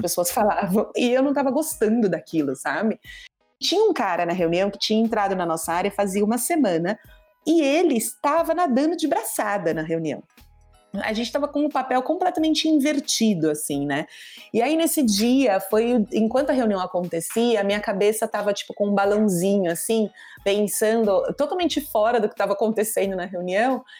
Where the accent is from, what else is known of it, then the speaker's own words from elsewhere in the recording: Brazil; sou brasileira